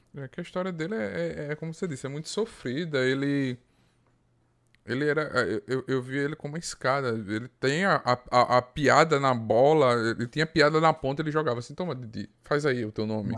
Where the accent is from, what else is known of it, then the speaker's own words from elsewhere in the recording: Arapiraca, Alagoas, Brazil; Eu sou de Arapiraca, Alagoas